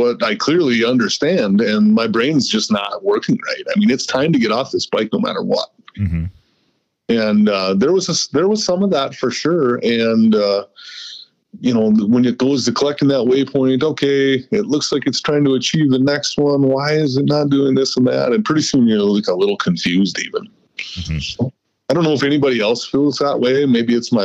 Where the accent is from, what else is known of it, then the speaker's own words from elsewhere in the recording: United States; I'm American through and through.